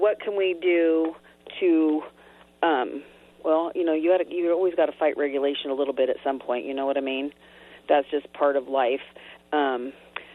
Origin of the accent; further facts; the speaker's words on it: Grass Valley, California, United States; I actually lived in Grass Valley when I was growing up on Catherine Lane.